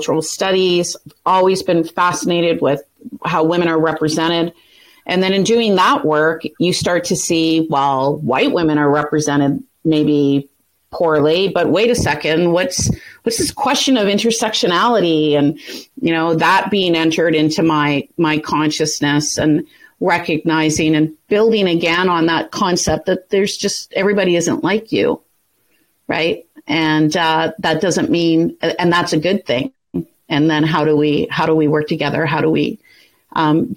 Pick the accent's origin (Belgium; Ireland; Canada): Canada; Thunder Bay, Ontario; I grew up in Northwestern Ontario